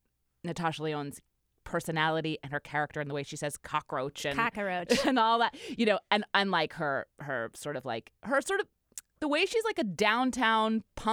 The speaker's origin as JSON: {"language": "English", "region": "New York", "country": "United States", "tie": "born or raised there", "said": "and I grew up in New York, and I spent a decade living in the East Village"}